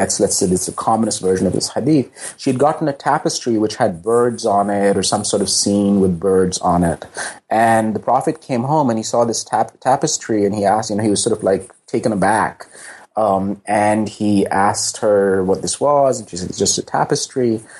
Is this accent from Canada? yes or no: no; Pakistan; I mean, I grew up in basically in the Zia years in Pakistan, when religion had really become this kind of frequently oppressive public presence in politics and in public life.